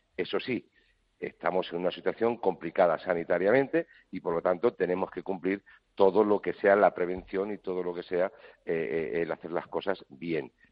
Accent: Spain; como ciudadano español

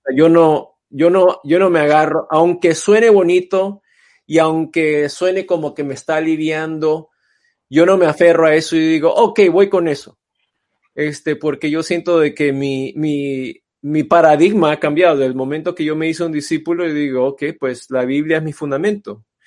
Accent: Panama; now in Los Angeles, United States; aunque soy de descendencia china, este, pero crecí en Panamá

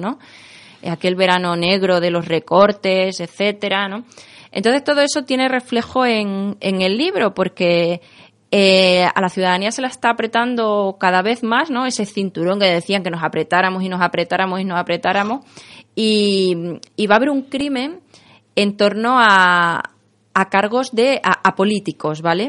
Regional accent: Mérida, Extremadura, Spain; also born or lived in Seville; now in Madrid, Spain; yo nací en Sevilla, y, pero bueno, nací en Sevilla, ahora vivo aquí en Madrid, me siento un poquito también de esos lugares, pero, pero sobre todo Extremeña, que es donde he pasado casi toda mi vida

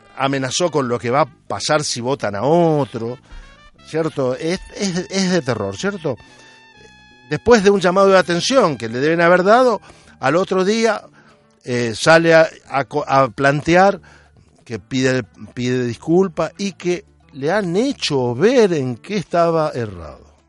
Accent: Argentina; now in Spain; nací en Argentina, pero hoy mis vecinos son españoles, mayormente andaluces.

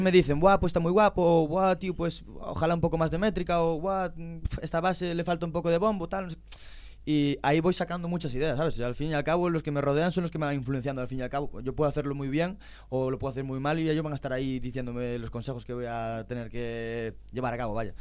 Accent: As Neves, Galicia, Spain; Para mi pueblo, arraso total. Yo soy de las nieves

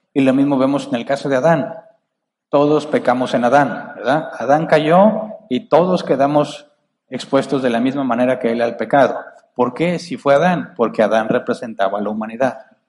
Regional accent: Monterrey, Nuevo León, Mexico; acá los, los de Monterrey somos muy agresivos al hablar

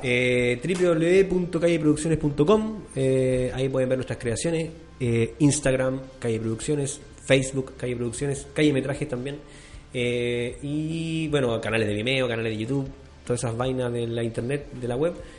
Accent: Chile; como chileno

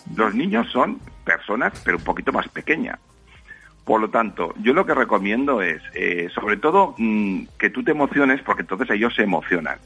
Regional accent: Valencian Community, Spain; yo soy de la Comunidad Valenciana

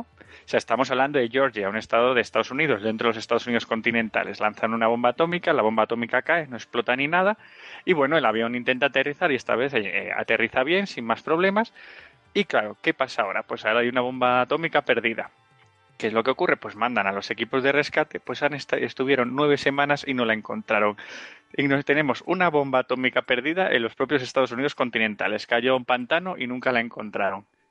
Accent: Spain; los cutres somos los españoles

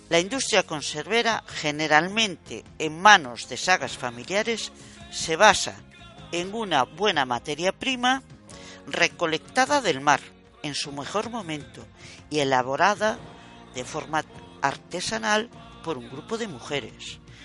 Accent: Vigo, Galicia, Spain; en mi pueblo natal, Bouzas

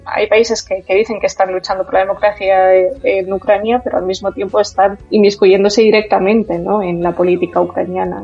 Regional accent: Murcia, Region of Murcia, Spain; also born or lived in eastern Ukraine; en España soy murciana

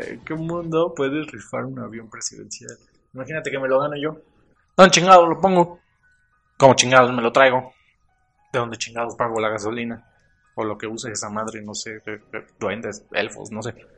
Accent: Mexico; yo soy mexicano

